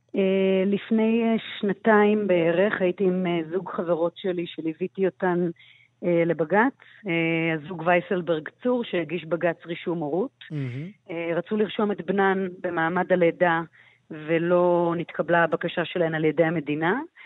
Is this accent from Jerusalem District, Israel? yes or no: no; Ganei Yehuda, Central District, Israel; now in Tel Aviv, Israel; מתל אביב ב-21 השנים האחרונות, גדלתי בגני יהודה